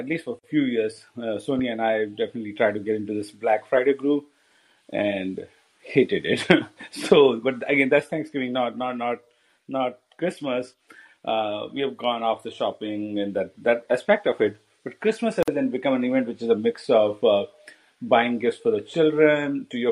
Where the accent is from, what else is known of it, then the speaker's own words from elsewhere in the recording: India; moved away as an adult; now in United States; I'm Indian